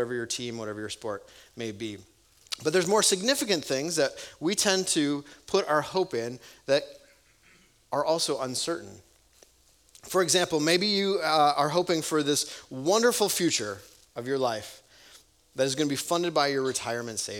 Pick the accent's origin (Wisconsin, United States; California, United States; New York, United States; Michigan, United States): Wisconsin, United States; growing up in Wisconsin